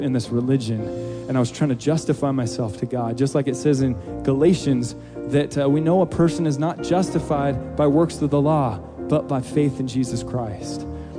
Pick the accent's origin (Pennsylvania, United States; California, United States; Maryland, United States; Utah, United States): Utah, United States; I grew up in Utah and just a very strong Mormon family.